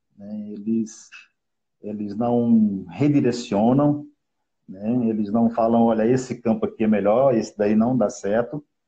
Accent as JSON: {"language": "Portuguese", "town": "Recife", "region": "Pernambuco", "country": "Brazil", "tie": "born or raised there", "said": "Recife, Pernambuco"}